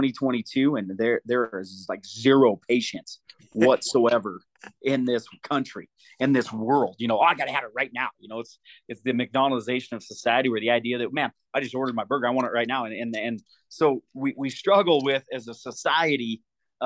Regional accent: Deer Lodge, Montana, United States; I am from Deer Lodge, Montana

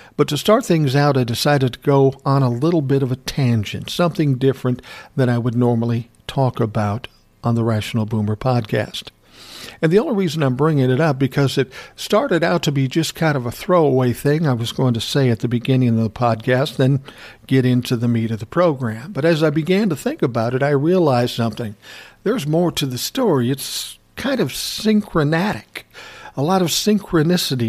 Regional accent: Minneapolis, Minnesota, United States; when I was growing up in South Minneapolis

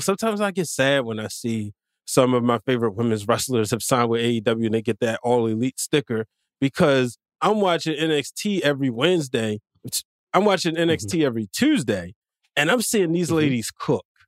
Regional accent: Baltimore, Maryland, United States; I'm not from the DMV. I'm from Baltimore.

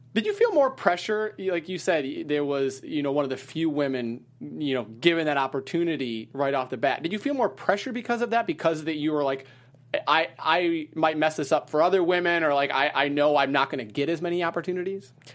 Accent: Wisconsin, United States; moved away as an adult; also born or lived in Ohio / Terre Haute, Indiana / Charleston, West Virginia / Washington, D.C.; I grew up in Wisconsin

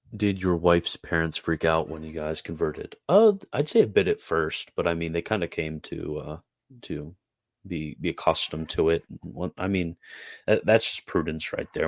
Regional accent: Carroll County, Maryland, United States; also born or lived in Sanford; I'm from Carroll County. Uh, that's where I originally grew up

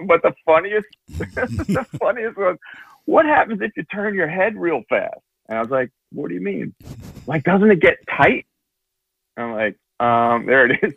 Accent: Toms River, New Jersey, United States; I'm actually from Tom's River in New Jersey

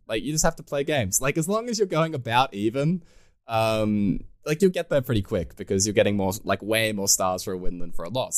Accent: Australia; being an Australian

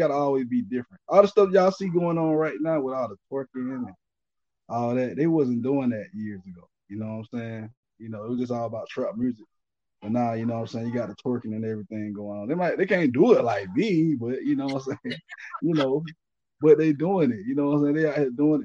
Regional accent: Albany, Georgia, United States; moved away as an adult; now in Atlanta, United States; I'm from Albany. I was born in Albany, Georgia.

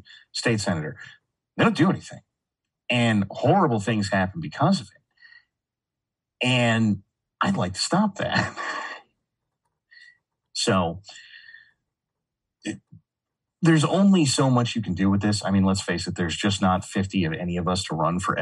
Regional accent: California, United States; now in Texas, United States; I grew up in California and I grew up, like, I was born in the 80s.

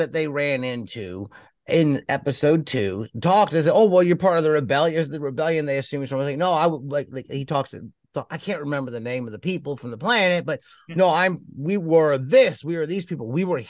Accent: Texas, United States; I'm a Texan.

